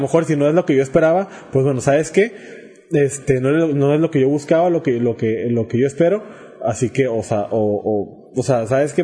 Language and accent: Spanish; Mexico; somos mexicanos